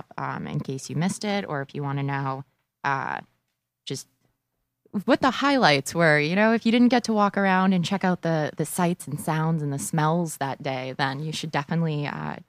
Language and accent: English; Boston, Massachusetts, United States; being a Bostonian